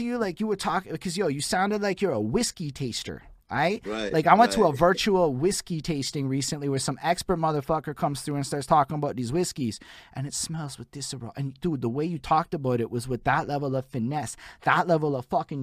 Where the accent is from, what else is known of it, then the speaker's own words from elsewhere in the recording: Montreal, Quebec, Canada; I'm from Montreal, Quebec, Canada